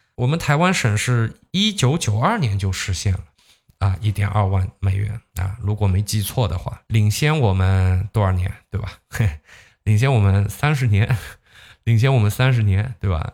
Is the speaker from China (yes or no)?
yes; Zhejiang, China; 你像我们浙江这边就经常这么说，开店容易守店难